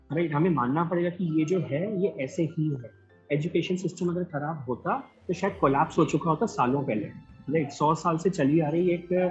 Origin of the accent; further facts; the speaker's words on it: Gwalior, Madhya Pradesh, India; मैं ग्वालियर से हूँ